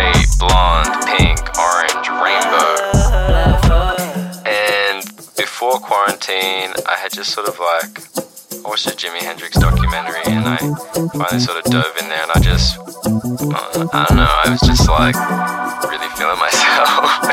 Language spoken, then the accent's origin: English; Australia; I'm from Australia.